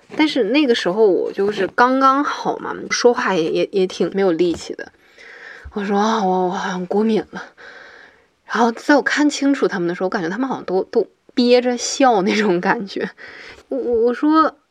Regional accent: Hohhot, Inner Mongolia, China; moved away; also born or lived in Changchun; 今年二十九岁，我来自呼和浩特，是一个即将毕业的环境社会学专业的博士生

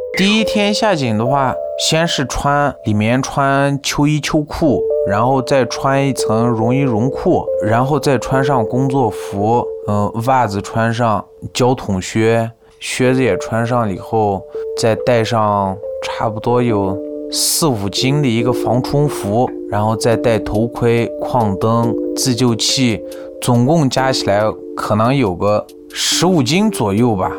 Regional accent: Urumqi, Xinjiang, China; also born or lived in Beijing; 今年二十八岁。在我小时候呢，我是出生在乌鲁木齐郊区的一个矿区。这个矿区人口不多，差不多有三四千人左右

